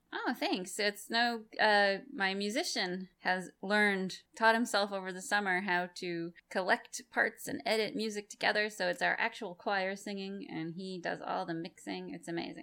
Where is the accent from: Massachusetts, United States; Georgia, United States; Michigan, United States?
Massachusetts, United States; moved away; I'm from Massachusetts originally